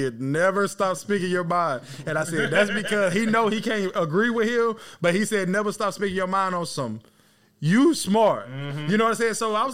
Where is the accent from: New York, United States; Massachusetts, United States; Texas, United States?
Texas, United States; East; now in Florida, United States; I'm from East Texas and Patrick Mahomes from East Texas. He's from like 20 minutes from where I'm from